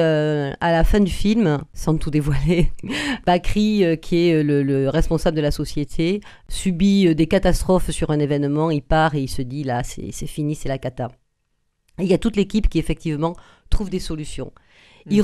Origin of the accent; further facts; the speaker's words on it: Agen, Nouvelle-Aquitaine, France; On est nés à Agen tous les deux